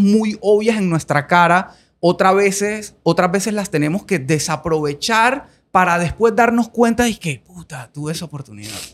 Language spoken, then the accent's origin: Spanish; Colombia; moved away as an adult; now in Panama; yo nací en Colombia, viví 18 años en Colombia, ahora soy panameño full